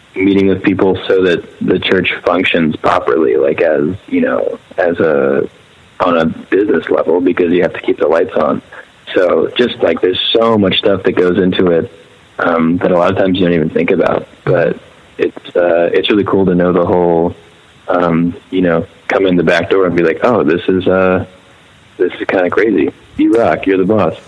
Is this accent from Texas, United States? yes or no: no; Maryland, United States; moved away as an adult; also born or lived in Laurel, Maryland / Philadelphia; I was all in Maryland.